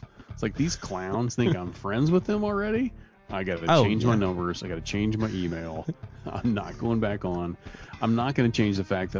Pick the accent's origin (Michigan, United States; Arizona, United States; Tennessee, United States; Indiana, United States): Indiana, United States; now in Kentucky, United States; I live in Kentucky. I grew up in Indiana.